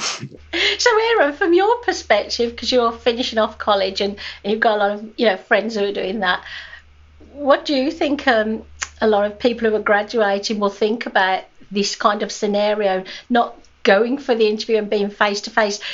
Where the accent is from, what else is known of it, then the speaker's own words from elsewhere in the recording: United Kingdom; I'm a Brit